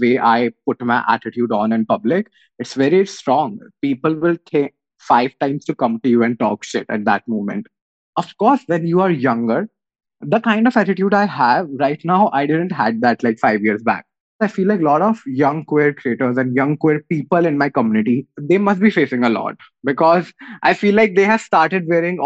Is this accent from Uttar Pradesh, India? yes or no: yes; Meerut, Uttar Pradesh, India; I come from Meerut